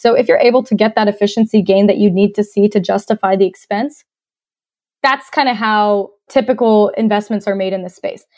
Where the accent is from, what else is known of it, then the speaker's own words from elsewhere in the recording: Cumming, Georgia, United States; moved away as an adult; also born or lived in Australia / Atlanta, Georgia; now in Northwest Arkansas, United States; I was actually born in Australia, and I grew up in North Georgia, just north of Atlanta in a little town called Cumming, Georgia